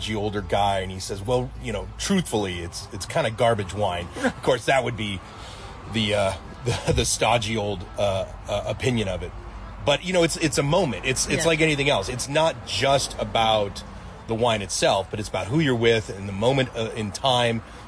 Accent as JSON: {"language": "English", "country": "United States", "also_born_or_lived": "Paris, France", "said": "as an American"}